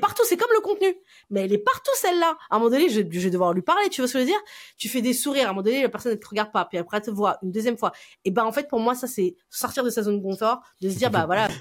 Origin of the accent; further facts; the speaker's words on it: France; je suis une Française